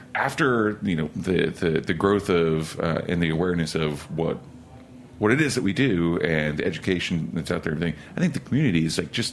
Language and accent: English; Oklahoma City, Oklahoma, United States; now in New York, United States; I'm from Oklahoma City